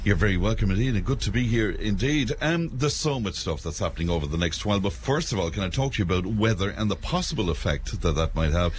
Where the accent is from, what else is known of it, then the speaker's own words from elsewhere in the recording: Cashel, Munster, Ireland; boasting about my hometown